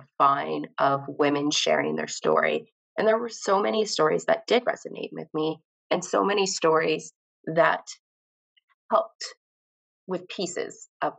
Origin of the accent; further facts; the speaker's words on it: Canada; I am from Canada